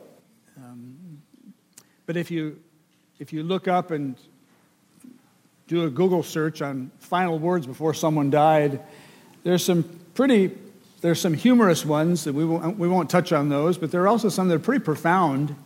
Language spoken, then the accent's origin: English; Michigan, United States; moved away; my grandparents settled started the land that I grew up on up in Michigan